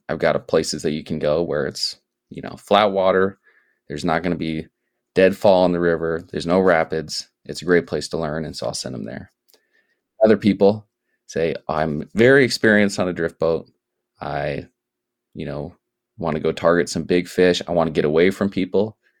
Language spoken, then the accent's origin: English; Sioux Falls, South Dakota, United States; moved away; I grew up in South Dakota, and I grew up in Sioux Falls